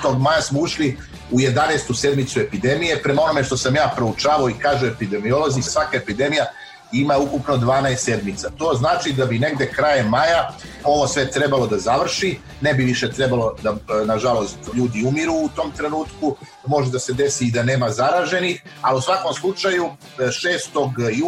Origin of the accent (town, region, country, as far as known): Serbia